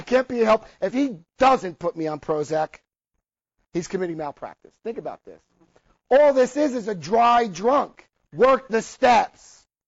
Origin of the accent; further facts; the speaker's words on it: New Jersey, United States; I had a New Jersey family. Well, we called it ball breaking. I lost a lot of my accent